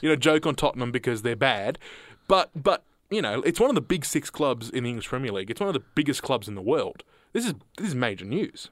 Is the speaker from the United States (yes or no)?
no; Australia; as an Australian collective, as an Australian citizen